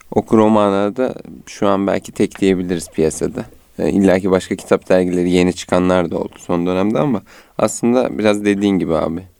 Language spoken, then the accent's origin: Turkish; Konya, Turkey; moved away as an adult; now in Istanbul, Turkey